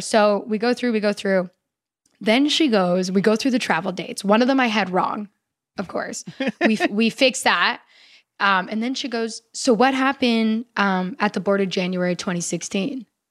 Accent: Canada; moved away as an adult; now in United States; I've been living here for ten years as a Canadian, but now I've been living here for about three weeks as an American

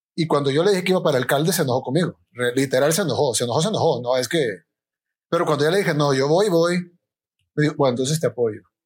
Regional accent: El Salvador; soy un salvadoreño más eh, que ama su país

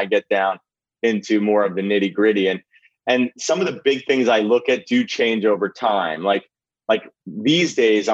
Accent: New Jersey, United States; also born or lived in Philadelphia; I grew up in New Jersey

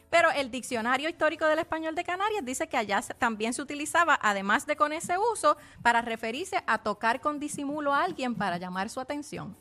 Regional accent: Puerto Rico; nuestro dialecto

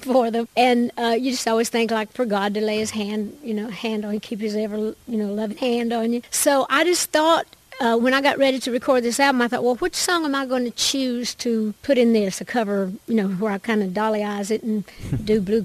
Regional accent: the Smokies, Great Smoky Mountains, United States; I'm from the Smokies

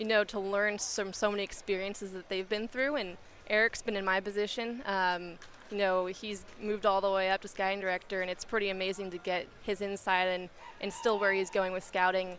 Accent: Marin, California, United States; growing up in Marin, going to high school there

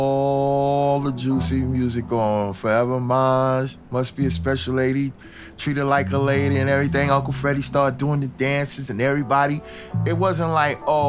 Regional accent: New York City, New York, United States; also born or lived in Bed-Stuy, Brooklyn; I was a Crown Heights baby

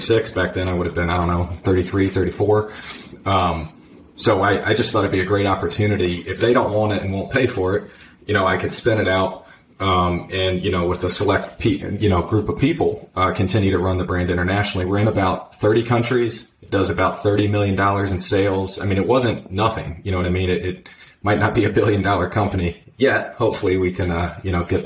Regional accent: Virginia, United States; I was born and raised in Virginia. I've lived in the U.S. my whole life.

